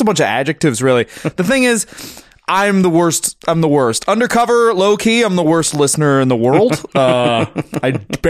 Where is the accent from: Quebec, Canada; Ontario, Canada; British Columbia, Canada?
Ontario, Canada; Newmarket; also born or lived in North York; I was born in North York, born in Jane and Finch, then we moved to Newmarket.